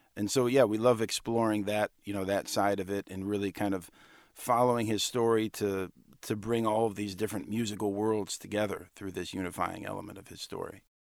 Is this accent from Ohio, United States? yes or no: yes; Cleveland, Ohio, United States; my hometown in Cleveland